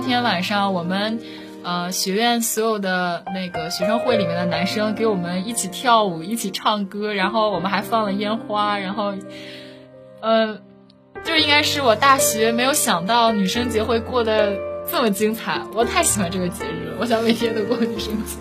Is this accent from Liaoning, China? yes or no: yes; Dalian, Liaoning, China; 因为一直都在北方嘛，然后也是一个土生土长的北方姑娘